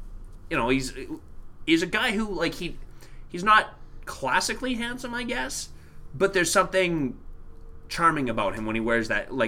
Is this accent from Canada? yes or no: yes; Canada; It was a formative part of being a Canadian teen